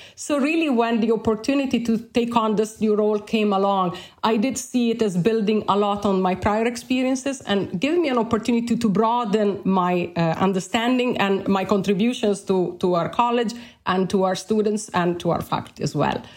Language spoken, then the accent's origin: English; Bologna, Emilia-Romagna, Italy; English is a second language; moved away as an adult; also born or lived in Alberta, Canada; now in Ireland; I've done my undergraduate studies in my hometown of Bologna in Italy